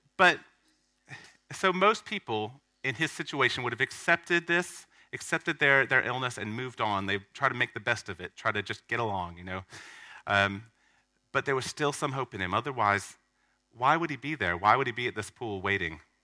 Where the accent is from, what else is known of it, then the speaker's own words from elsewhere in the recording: Hammond, Louisiana, United States; moved away as an adult; Southeastern Louisiana University, um, which is in the States, surprisingly. Um, it's in my hometown